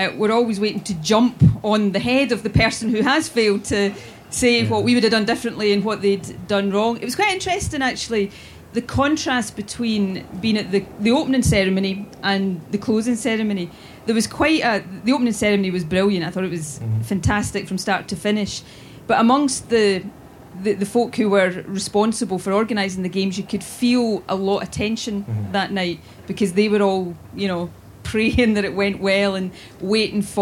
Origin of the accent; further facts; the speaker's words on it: Irvine, Scotland, United Kingdom; I grew up in Irvine, west of Scotland, working class background